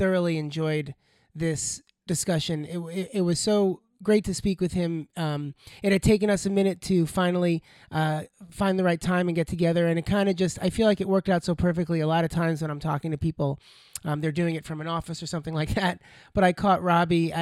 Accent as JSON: {"language": "English", "town": "Plainview", "region": "New York", "country": "United States", "tie": "born or raised there"}